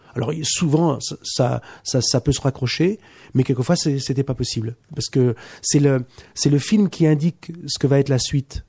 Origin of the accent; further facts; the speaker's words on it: Poitiers, Nouvelle-Aquitaine, France; chez moi, de Poitiers. On est tous de Poitiers.